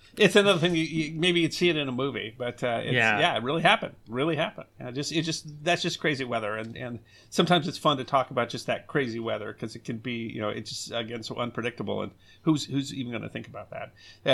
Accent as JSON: {"language": "English", "region": "South Dakota", "country": "United States", "tie": "born or raised there", "said": "And part of it is growing up in the Black Hills is that it's just... It gets some unique weather there because they are they're oddballs."}